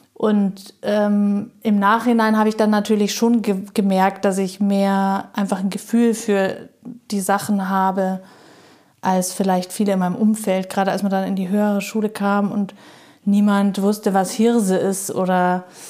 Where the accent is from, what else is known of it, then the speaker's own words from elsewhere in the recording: Munich, Bavaria, Germany; moved away as an adult; ich bin da groß geworden